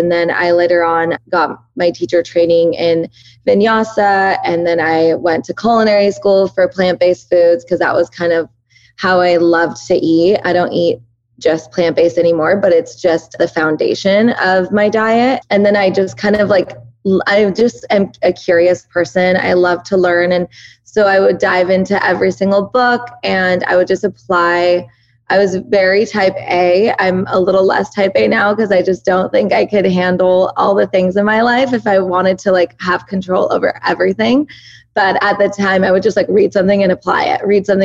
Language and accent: English; Southern California, United States; first language Persian; English is a second language; also born or lived in Oregon; I was born and raised here in Southern California, but both my parents are 100% Iranian